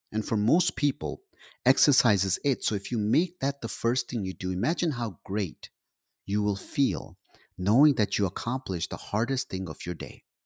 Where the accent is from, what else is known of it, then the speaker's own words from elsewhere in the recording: Pakistan; I'm Pakistani.